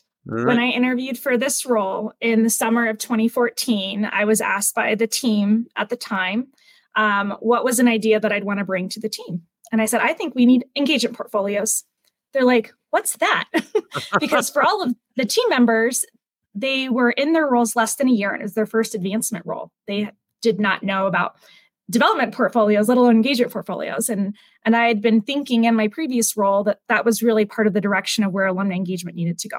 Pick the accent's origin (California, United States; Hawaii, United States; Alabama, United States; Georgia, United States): Hawaii, United States; I came to UNC from Hawaii on the Western Undergraduate Exchange Program.